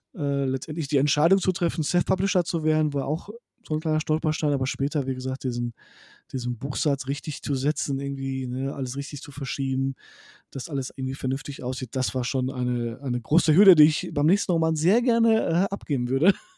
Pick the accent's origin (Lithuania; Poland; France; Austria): Poland; moved away; ich komme zwar aus Polen